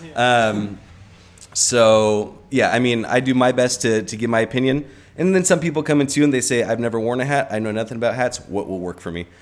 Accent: Orange County, California, United States; moved away as an adult; also born or lived in Colorado / Santa Barbara; now in Los Angeles, United States; I grew up in Orange County, and I was born in Colorado

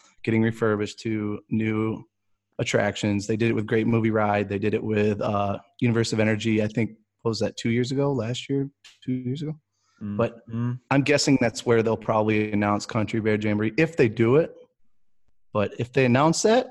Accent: United States; I'm American

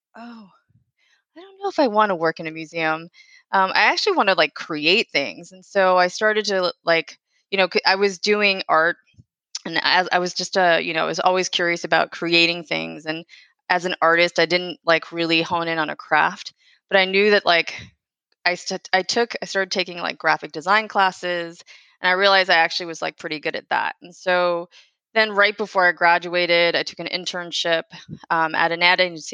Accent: right outside of DC, Maryland, United States; moved away as an adult; also born or lived in Washington, D.C.; now in New York City, United States; Originally, I'm from DC. I grew up in Maryland and right outside of DC

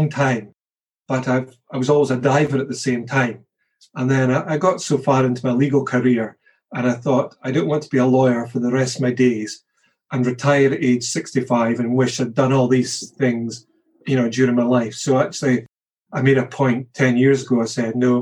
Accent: Scotland, United Kingdom; As a Scotsman

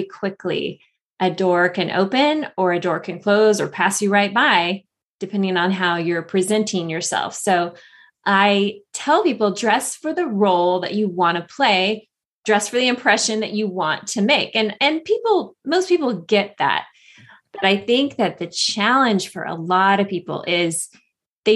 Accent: a small town in Northern California, United States; moved away as an adult; also born or lived in Los Angeles; moved from Los Angeles to a small town in Northern California where my family lived, my hometown

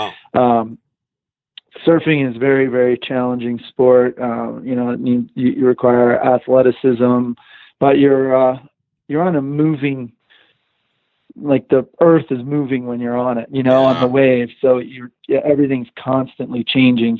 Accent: East Coast, United States; I grew up surfing in the East Coast

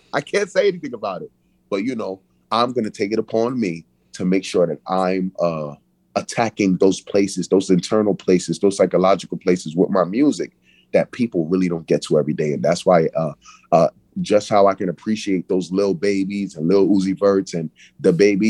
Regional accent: Brooklyn, New York, United States; It's a separation, I feel, because it's like I'm from Brooklyn, but then they say a prophet gets no honor in his own country.

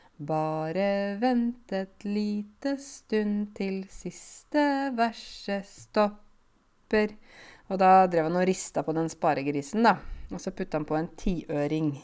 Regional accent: Norway; jeg har vokst opp i Norge, gått på norsk barnehage, eh, norske foreldre

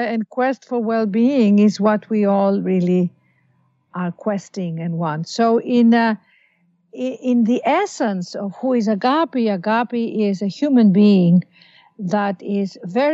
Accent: Athens, Attica, Greece; also born or lived in London / Los Angeles / New York; now in New York and Los Angeles, United States; we were born and raised in Athens, Greece

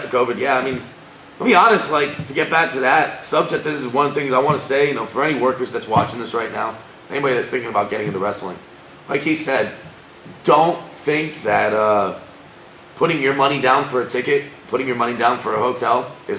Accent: Broward, Miami area, Florida, United States; moved away as an adult; also born or lived in Davie, Florida; now in Central Florida, United States; I grew up in Broward, in Miami area. And, you know, I've been thinking about moving back.

